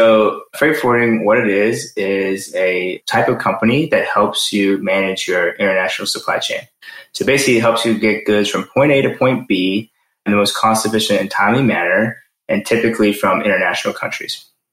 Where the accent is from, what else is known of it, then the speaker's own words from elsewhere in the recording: Maryland, United States; also born or lived in New Zealand; family is Sri Lankan, but I was actually born in New Zealand. I then moved to the States when I was 12. I grew up in Maryland.